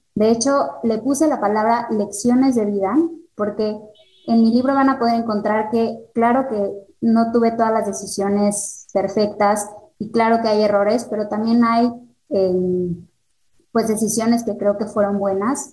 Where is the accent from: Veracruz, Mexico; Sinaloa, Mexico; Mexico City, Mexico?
Mexico City, Mexico; moved away as an adult; now in Querétaro, Mexico; Yo soy de la Ciudad de México, pero me vengo a vivir a Querétaro por el trabajo de mi esposo